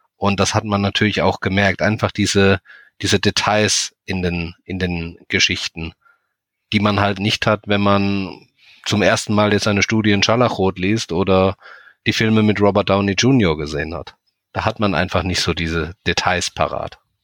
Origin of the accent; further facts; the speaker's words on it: near Heidelberg, Baden-Württemberg, Germany; Ich komme aus der Nähe von Heidelberg